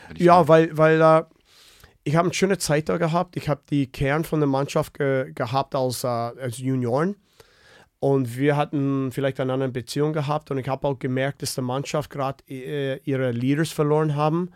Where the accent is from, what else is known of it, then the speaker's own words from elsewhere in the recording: Winnipeg, Manitoba, Canada; German is a second language; moved away; ich komme aus Winnipeg